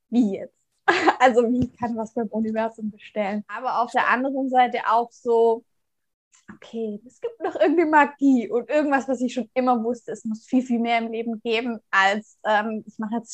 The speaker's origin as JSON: {"language": "German", "region": "Baden-Württemberg", "country": "Germany", "tie": "born or raised there", "said": "Ich komme gebürtig aus dem Raum Tübingen, also aus einem kleinen Ort in der Nähe"}